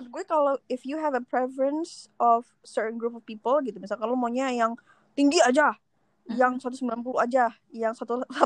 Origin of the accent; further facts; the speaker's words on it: West Java, Indonesia; Sunda nih, gue Sunda.